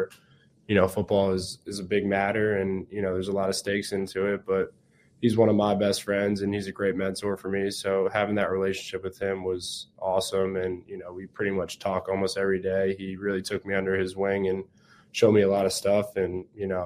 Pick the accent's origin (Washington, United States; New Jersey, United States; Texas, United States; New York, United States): New Jersey, United States; moved away as an adult; growing up in Jersey